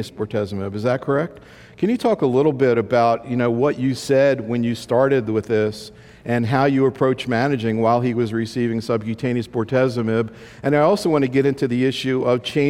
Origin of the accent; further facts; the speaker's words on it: Maryland, United States; Maryland, my home state